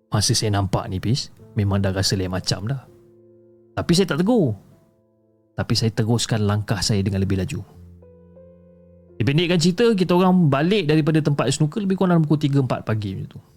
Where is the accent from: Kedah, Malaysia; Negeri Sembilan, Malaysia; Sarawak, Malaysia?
Negeri Sembilan, Malaysia; Seremban; dan saya berasal daripada Negeri Sembilan. Okey, daripada Sekemban, Negeri Sembilan.